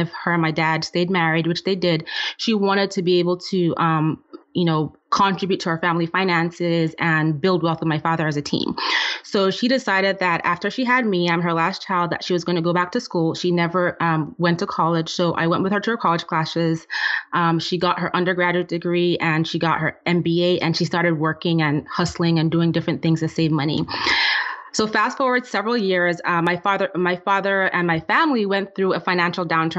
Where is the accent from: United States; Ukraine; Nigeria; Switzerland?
Nigeria; moved away; I'm originally from Nigeria, and I grew up in a family where my dad was the breadwinner